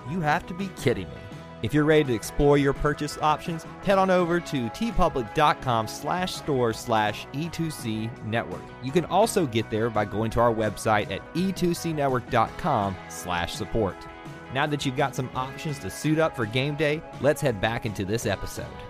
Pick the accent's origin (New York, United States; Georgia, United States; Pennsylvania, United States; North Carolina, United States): Georgia, United States; Atlanta; in Atlanta, Georgia, in my hometown